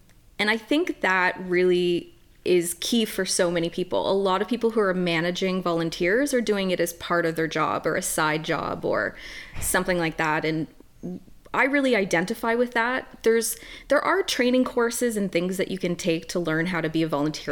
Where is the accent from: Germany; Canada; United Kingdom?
Canada; I'm a Canadian woman.